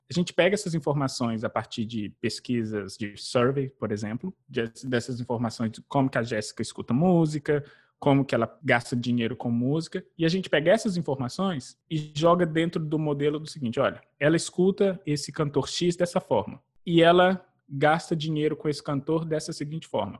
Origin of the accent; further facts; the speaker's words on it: Belo Horizonte, Minas Gerais, Brazil; moved away as an adult; now in New York, United States; eu sou mineiro de BH, nasci, cresci é, na comunidade do Alto Veracruz, em Belo Horizonte.